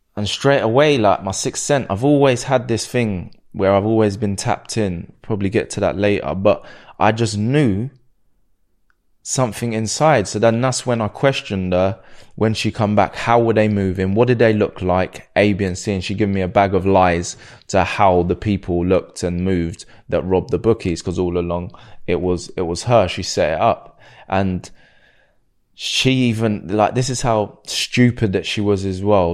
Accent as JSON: {"language": "English", "town": "Slough", "region": "South East England", "country": "United Kingdom", "said": "I'm from Slough"}